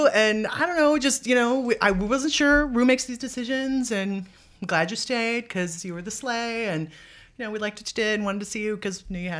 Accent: Los Angeles, California, United States; Where are you from? Los Angeles, Marina Del Rey, blah, blah, blah. Local girl.

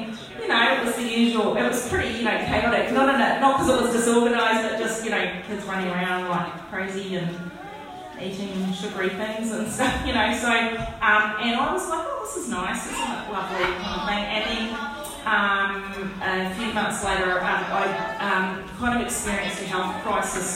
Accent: New Zealand; moved away as an adult; also born or lived in London; now in Australia; I'm obviously from New Zealand

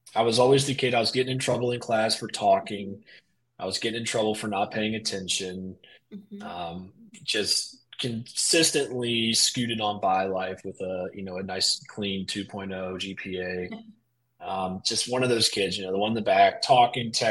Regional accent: Poquoson, Virginia, United States; also born or lived in Kentucky; So I was born in Kentucky, but grew up here in Virginia, southeastern Virginia, in a little town called Pocosin

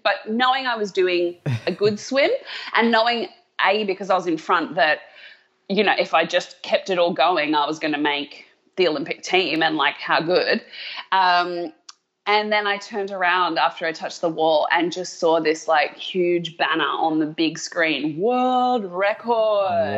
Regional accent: Australia; moved away as an adult; also born or lived in America; now in United States; as an Australian who loves an underdog

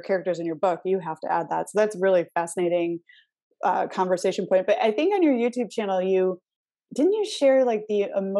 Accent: Michigan, United States; now in Arizona, United States; I'm from Michigan originally.

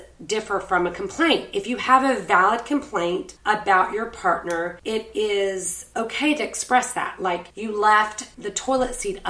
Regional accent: Savannah, Georgia, United States; my hometown peeps in Savannah.

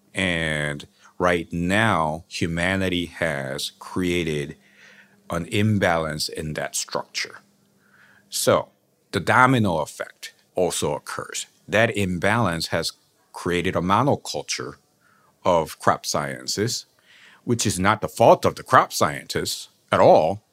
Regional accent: South Korea; moved away; growing up in South Korea

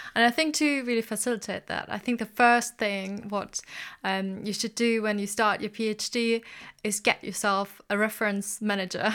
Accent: Germany; moved away; I'm originally from Germany

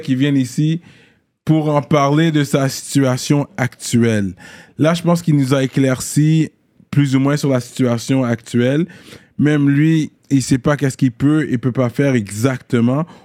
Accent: Canada; En tant que Canadien

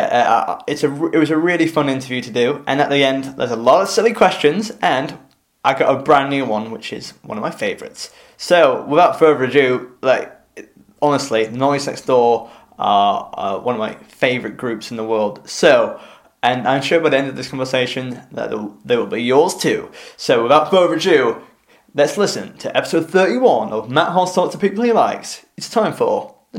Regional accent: Richmond, Yorkshire and the Humber, United Kingdom; at Richmond, very close to my, which is my hometown

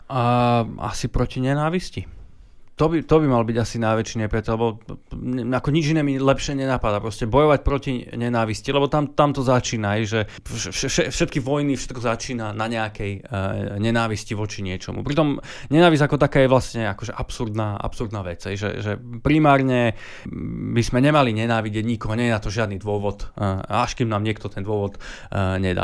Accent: Slovakia

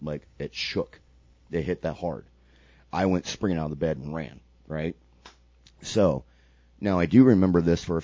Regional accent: Sarasota, Florida, United States; I lived in Sarasota at the time, my hometown

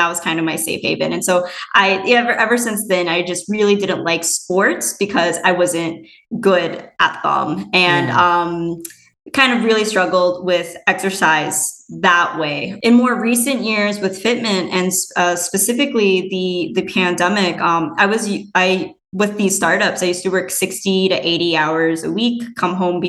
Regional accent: Minnesota, United States; moved away as an adult; also born or lived in Madison, Wisconsin / West Coast; I was born and raised in Minnesota

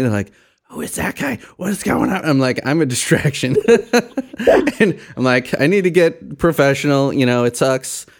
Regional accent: Chicago, Illinois, United States; moved away as an adult; now in Indiana, United States; I grew up in Chicago, very multicultural city, very diverse.

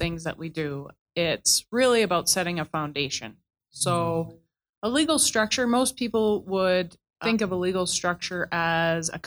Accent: Gravelbourg, Saskatchewan, Canada; moved away as an adult; also born or lived in Quito, Ecuador; now in Calgary, Canada; I'm originally from Saskatchewan, born and raised there in Gravelburg, Saskatchewan, a small town in the southwest

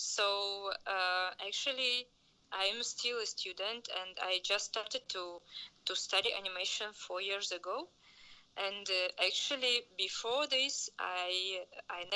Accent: Prague, Czechia; I'm from Prague. I'm calling from Prague, from Czech Republic.

